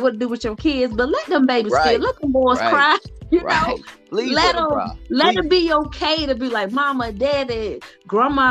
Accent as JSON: {"language": "English", "region": "the South", "country": "United States", "said": "we're from the South"}